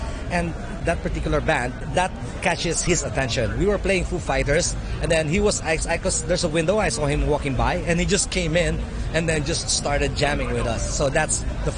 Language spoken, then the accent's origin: English; Manila, Metro Manila, Philippines; moved away as an adult; now in Hong Kong; From the Philippines. Manila. Yeah, I grew up in Manila